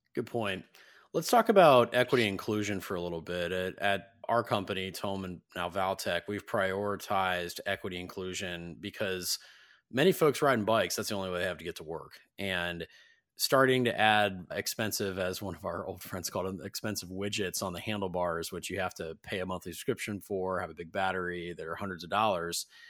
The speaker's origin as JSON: {"language": "English", "region": "Ohio", "country": "United States", "tie": "born or raised there", "said": "I grew up in Ohio"}